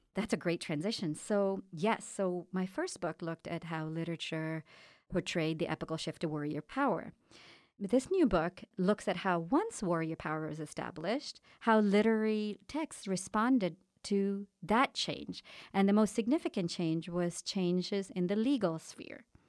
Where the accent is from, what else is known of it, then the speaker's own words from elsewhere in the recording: India; moved away; I was born and raised in India.